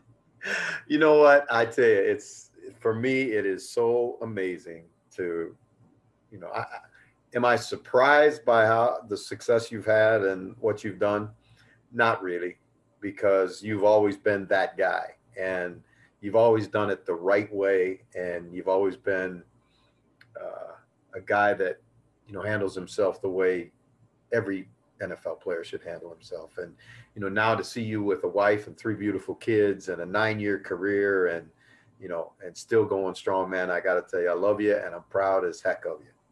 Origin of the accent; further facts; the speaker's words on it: United States; an American who grew up in the game